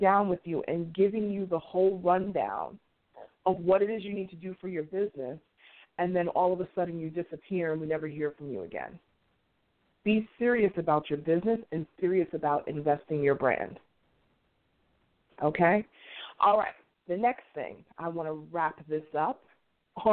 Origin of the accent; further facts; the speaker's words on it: New York City, New York, United States; moved away; my hometown, Queens, New York